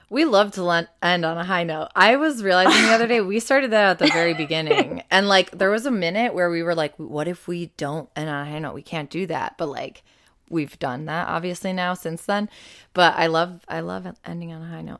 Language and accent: English; Buffalo, New York, United States; growing up in Buffalo has meant that it's been snowy and very cold for several Halloweens